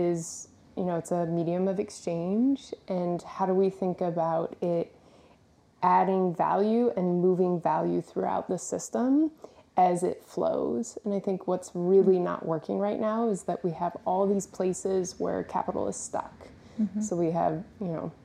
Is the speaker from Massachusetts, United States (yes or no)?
no; West Virginia, United States; I grew up in West Virginia around corn and soy farmers